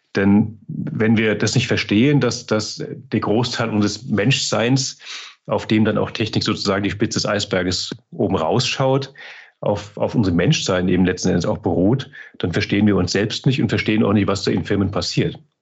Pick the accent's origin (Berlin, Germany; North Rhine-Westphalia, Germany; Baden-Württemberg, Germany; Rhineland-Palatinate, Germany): Rhineland-Palatinate, Germany; Mainz; moved away as an adult; also born or lived in Frankfurt region; now in Altmühltal, Germany; Ich bin ja, auch wenn ich heute im Altmühltal wohne, gebürtiger Mainzer, Mainzer Bub